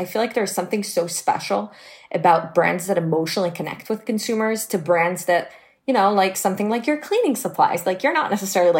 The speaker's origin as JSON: {"language": "English", "country": "Israel", "tie": "born or raised there", "said": "I was born and raised in Israel, and I started working full-time at the age of 16."}